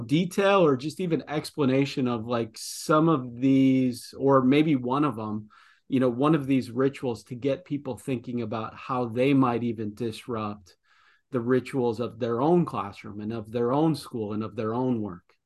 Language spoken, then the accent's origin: English; Midwest, United States; accent: Midwestern; my Midwestern accent